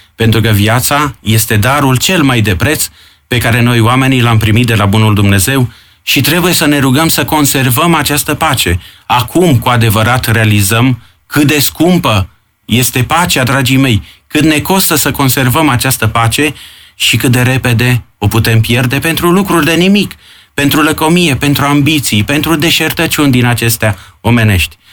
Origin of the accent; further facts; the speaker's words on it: Ploiești, Prahova, Romania; now in Bucharest, Romania; aici, în sudul țării, unde eu sunt ploieștean